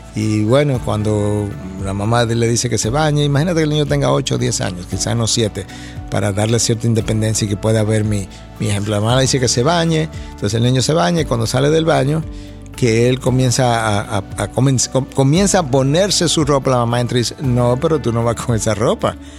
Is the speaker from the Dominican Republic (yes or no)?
yes; Santo Domingo, Dominican Republic; moved away as an adult; also born or lived in United States; Cuando yo salí de Santo Domingo, hace ya años atrás, me fui a Estados Unidos para nunca más regresar a mi país